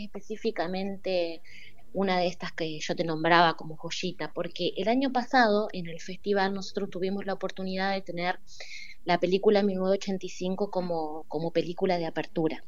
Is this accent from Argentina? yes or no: yes; Argentina; como pueblo argentino